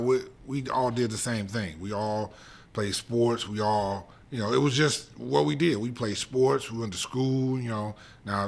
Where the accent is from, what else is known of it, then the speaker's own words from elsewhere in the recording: East St. Louis, Illinois, United States; I was a kid from East St. Louis who, you know, if I read the statistics, I didn't have much hope.